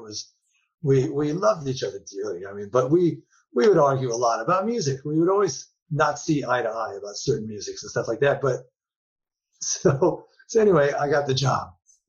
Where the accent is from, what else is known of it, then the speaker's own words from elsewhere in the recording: New York, United States; It was hot as fuck. I'm a New Yorker.